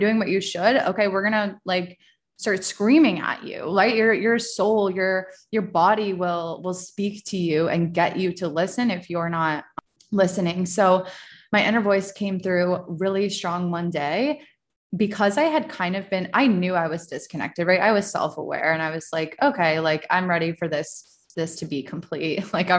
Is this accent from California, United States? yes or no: no; Virginia, United States; born there; It's also very interesting that I live in Virginia and I was born in Virginia and I'm like back where I was close to where I was born.